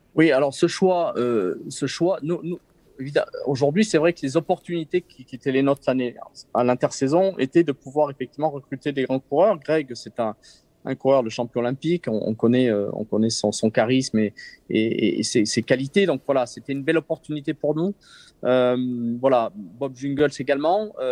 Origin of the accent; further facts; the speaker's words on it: Briançon, Provence-Alpes-Côte d'Azur, France; now in Savoie, France; je suis né à Briançon dans les Hautes-Alpes